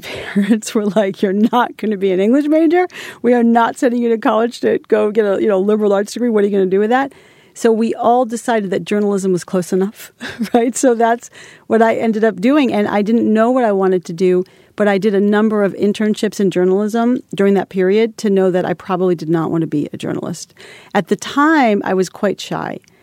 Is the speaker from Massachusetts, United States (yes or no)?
yes; Holliston, Massachusetts, United States; I was this, like, little girl from a small town. I'm from Holliston, Massachusetts.